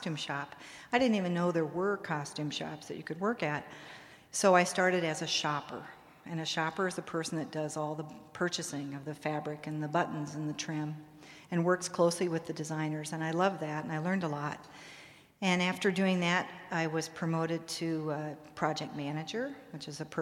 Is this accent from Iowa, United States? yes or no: yes; Des Moines, Iowa, United States; moved away as an adult; now in New York, United States; I grew up in Des Moines, Iowa